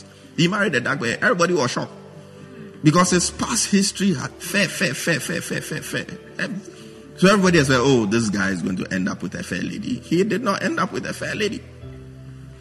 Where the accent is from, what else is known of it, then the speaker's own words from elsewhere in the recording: Accra, Greater Accra, Ghana; I'm a guy from British Accra. Jamestown, to be precise.